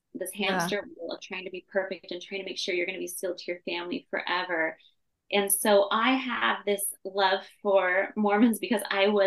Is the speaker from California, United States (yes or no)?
yes; Temecula, California, United States; also born or lived in Orange County, California; I was born in Orange County, California, but I was raised in Temecula, California, which is just an hour south of it. So Southern California, born and raised